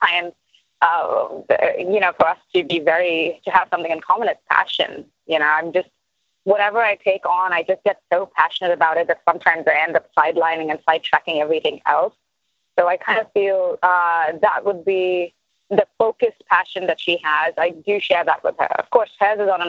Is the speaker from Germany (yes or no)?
no; India; moved away; coming from India